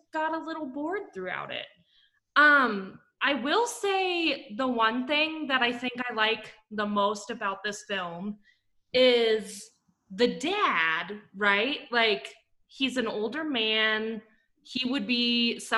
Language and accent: English; Scandia, Kansas, United States; Scandia, Kansas, little tiny town I grew up in with less than 350 people